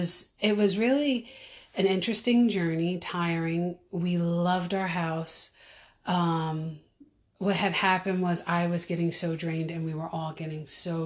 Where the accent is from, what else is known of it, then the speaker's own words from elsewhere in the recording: Orange County, New York, United States; moved away as an adult; also born or lived in Pennsylvania; I was born and raised in Orange County, New York.